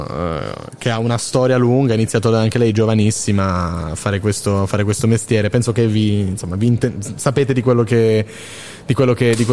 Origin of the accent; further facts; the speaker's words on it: Carini, Sicily, Italy; Siamo di Carini.